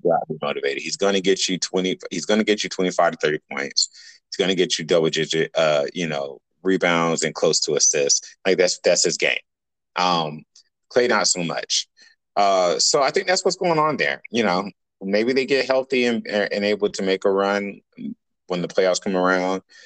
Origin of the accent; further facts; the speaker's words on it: Atlanta, Georgia, United States; I'm from Atlanta.